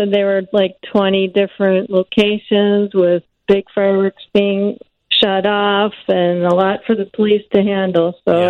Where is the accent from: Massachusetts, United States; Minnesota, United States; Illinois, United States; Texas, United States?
Illinois, United States; Chicago; moved away as an adult; now in California, United States; I moved out here a couple years ago, but I'm originally from Chicago and love Chicago radio still